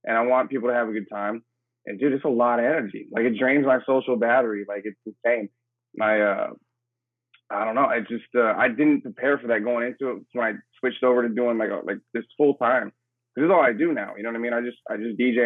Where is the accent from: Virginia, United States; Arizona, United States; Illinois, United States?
Arizona, United States; Phoenix; I grew up in Phoenix, Arizona.